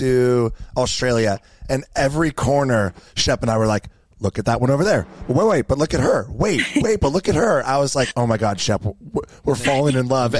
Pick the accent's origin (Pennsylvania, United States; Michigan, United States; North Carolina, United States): North Carolina, United States; moved away as an adult; also born or lived in Vail, Colorado; now in Charleston, United States; I used to live out in Vail, you know, when I first graduated college and I moved, you know, out west. So I'm from North Carolina